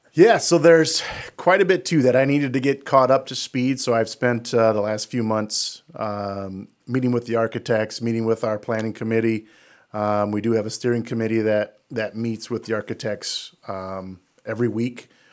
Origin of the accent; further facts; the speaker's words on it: Denver, Iowa, United States; now in Jesup, United States; I'm from Denver. So, uh, we used to play Jess up when I was in school in Denver